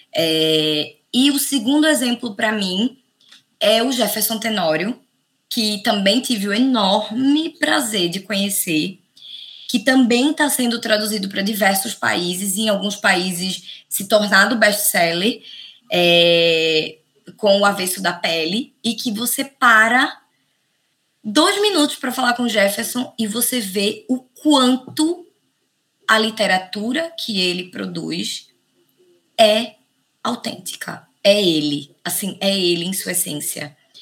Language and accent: Portuguese; Brazil; nós brasileiros